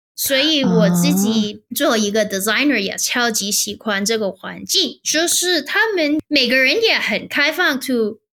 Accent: Hong Kong; moved away as an adult; now in Stockholm, Sweden; 我在香港理工大学读 bachelor，就是 interaction design

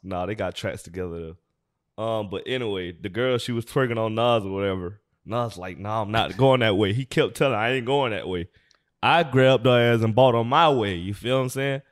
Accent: Atlanta, Georgia, United States; also born or lived in California; now in Los Angeles, United States; we born and raised in Atlanta, Georgia

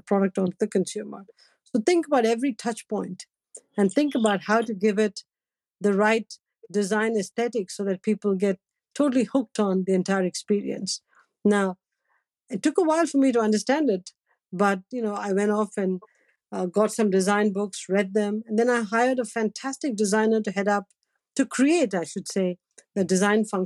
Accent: Chennai, Tamil Nadu, India; moved away; when we were growing up in Madras

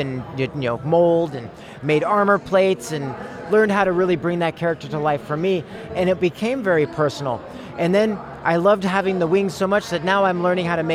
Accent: Bay Area, Marin, California, United States; moved away as an adult; also born or lived in San Francisco; now in Fairfield, United States; I was born and raised in the Bay Area, Northern Bay Area, or Marin, some in San Francisco

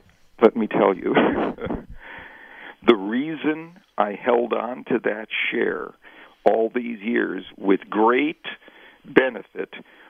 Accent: Wisconsin, United States; I grew up in Wisconsin. The NFL team, that's the home team in Wisconsin, has always been the Green Bay Packers.

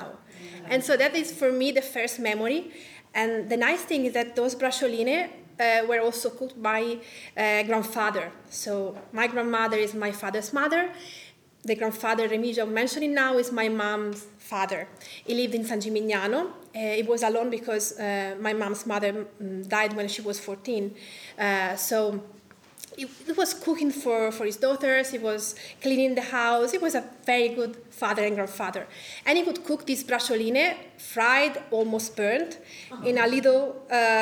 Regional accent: Tuscany, Italy; I was born in Tuscany in the house where my grandmother was born and my father was born. So I didn't travel a lot.

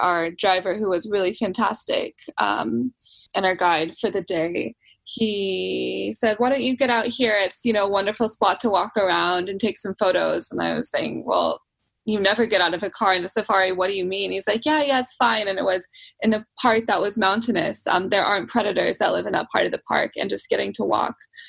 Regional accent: the Northwest, Pacific Northwest, United States; I'm from the Northwest in the US

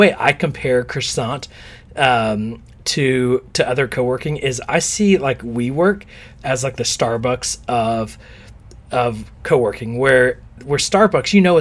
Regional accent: Texas, United States; now in New York City, United States; we're from Texas where it's a lot of oil

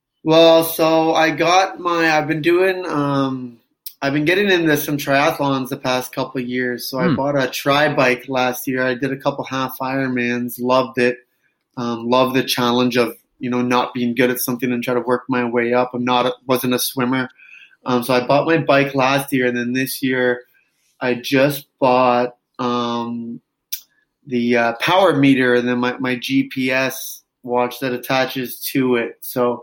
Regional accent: a town about an hour east of Toronto, Ontario, Canada; now in Toronto, Canada; I grew up in a town about an hour east

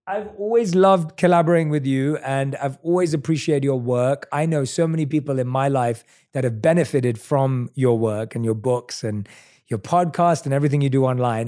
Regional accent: London, United Kingdom; also born or lived in New York; now in United States; I'm from London. I lived in New York. I live here now

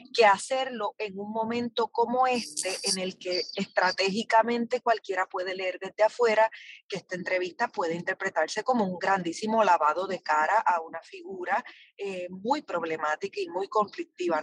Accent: Puerto Rico; como puertorriqueños y puertorriqueñas

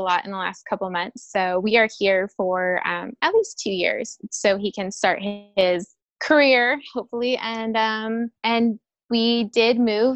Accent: Riverside, California, United States; moved away as an adult; also born or lived in Redlands, California; now in El Paso, United States; I'm born and raised in Riverside, which is very close to Redlands, California

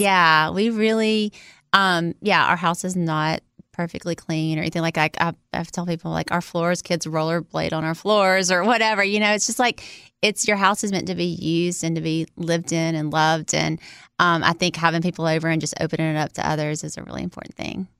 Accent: Louisiana, United States; I was born in Louisiana, in America

